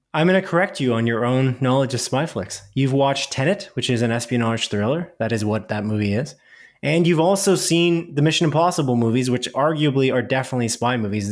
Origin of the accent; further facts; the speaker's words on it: Canada; we're Canadian